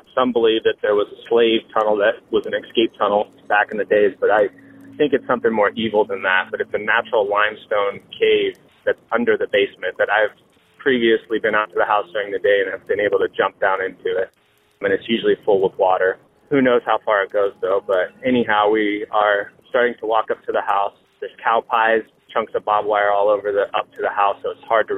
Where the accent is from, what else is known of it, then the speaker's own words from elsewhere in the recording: Salina, Kansas, United States; I'm from Salina, Kansas.